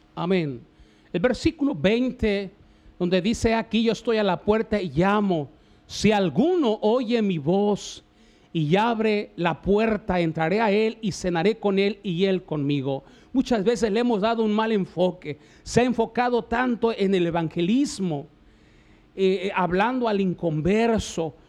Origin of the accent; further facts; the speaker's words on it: Mexico; nuestra nación de México